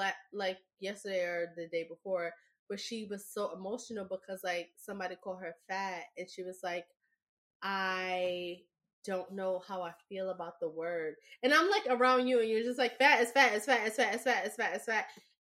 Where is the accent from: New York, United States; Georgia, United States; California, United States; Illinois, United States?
New York, United States; I mean, being a New Yorker, it was part of our